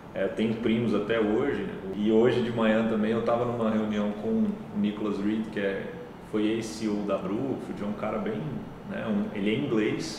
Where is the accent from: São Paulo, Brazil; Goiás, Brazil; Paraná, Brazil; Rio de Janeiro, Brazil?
Goiás, Brazil; Goiânia; also born or lived in Cuiabá; Cresci em Goiânia.